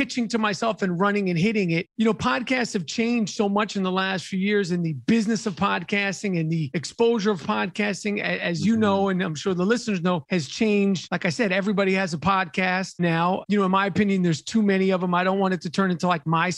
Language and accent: English; New York City, New York, United States; moved away as an adult; also born or lived in Los Angeles; I'm born and raised in Manhattan